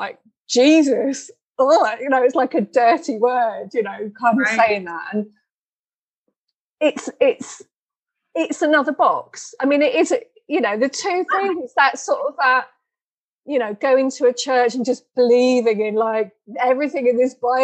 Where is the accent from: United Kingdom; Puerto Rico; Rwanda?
United Kingdom; England; now in Denmark; I grew up in England and now I live in Denmark